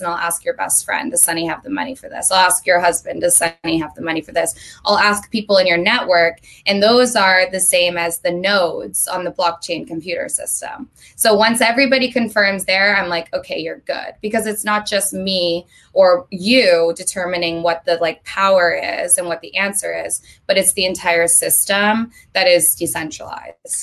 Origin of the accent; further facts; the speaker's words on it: Vermont, United States; moved away as an adult; now in Los Angeles, United States; I lived in Vermont my entire life up until three months ago when I moved to LA on April 1st.